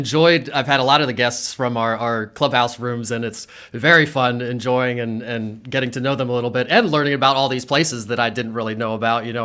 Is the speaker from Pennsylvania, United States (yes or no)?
yes; Harrisburg, Pennsylvania, United States; I grew up on the Hill in Harrisburg, went to Mechanicsburg High School